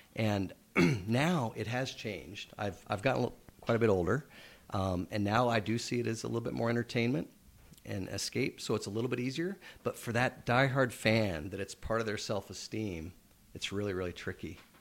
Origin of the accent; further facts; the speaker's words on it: Nebraska, United States; now in Edmonton, Canada; growing up in Nebraska and playing all kinds of sports, hockey wasn't um, particularly popular there